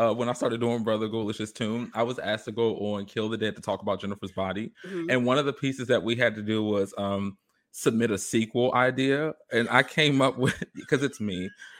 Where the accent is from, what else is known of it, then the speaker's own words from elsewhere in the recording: England, United Kingdom; I mean, then and again, I'm an English girl, so I don't know.